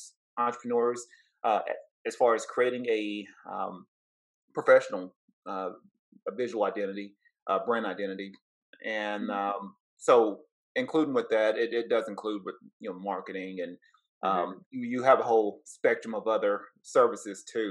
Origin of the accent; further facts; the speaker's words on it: Cleveland, Tennessee, United States; originally from Southeast Tennessee, from a small town called Cleveland, Tennessee. So from the South.